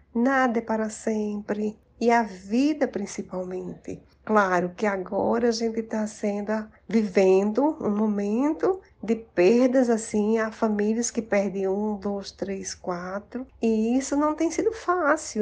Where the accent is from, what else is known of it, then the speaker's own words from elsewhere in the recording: Paraíba, Brazil; also born or lived in Recife; now in Campina Grande, Brazil; Eu sou paraibana, mas trabalhei muitos anos em Recife